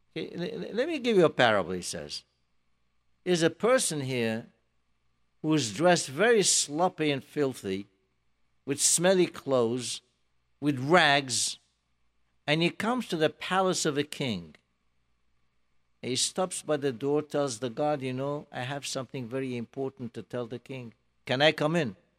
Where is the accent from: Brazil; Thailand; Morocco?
Morocco; now in United States; I'm from Morocco